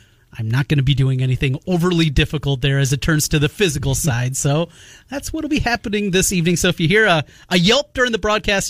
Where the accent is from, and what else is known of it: Osage, Iowa, United States; born or raised there